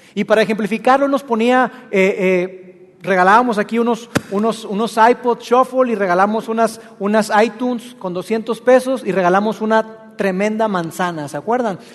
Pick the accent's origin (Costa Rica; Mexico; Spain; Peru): Mexico; Monterrey, Nuevo León; los que estamos acá, que somos que somos regios.